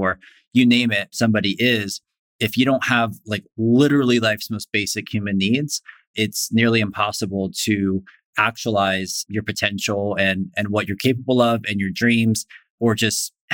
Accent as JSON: {"language": "English", "region": "Florida", "country": "United States", "tie": "born or raised there", "said": "I grew up in Florida"}